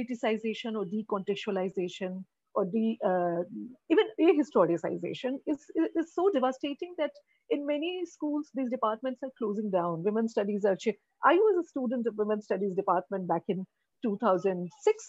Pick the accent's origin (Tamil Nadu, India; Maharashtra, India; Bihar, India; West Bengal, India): Bihar, India; I work in Bihar, I'm from Bihar